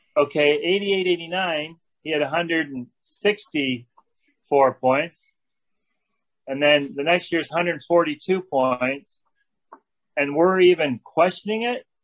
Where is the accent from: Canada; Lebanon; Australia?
Canada; moved away as an adult; also born or lived in Los Angeles / Edmonton; my whole time in LA as a Canadian boy